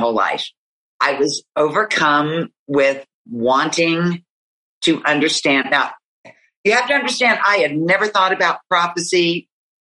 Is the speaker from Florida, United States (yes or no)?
no; West Virginia, United States; here in my home state